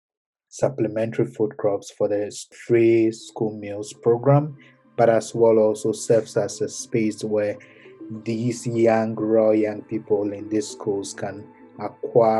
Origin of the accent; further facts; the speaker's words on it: Ho, Volta, Ghana; I was born in Ghana. I grew up in Ho, in the Volta region of Ghana